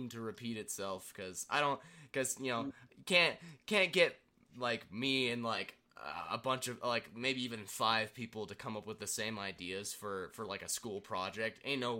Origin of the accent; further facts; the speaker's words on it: United States; as an American